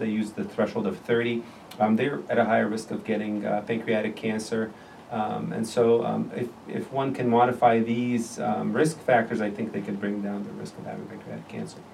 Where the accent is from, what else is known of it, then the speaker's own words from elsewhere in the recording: Jordan; moved away as an adult; also born or lived in Beirut, Lebanon / Iowa, United States / Chicago, United States; now in Chicago area, United States; I'm originally from Jordan, the country Jordan. I grew up there.